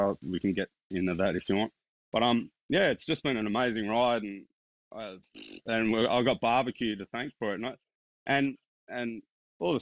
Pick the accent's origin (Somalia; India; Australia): Australia; Castle Hill, New South Wales; I came from Castle Hill, and like, I didn't know where Blacktown was growing up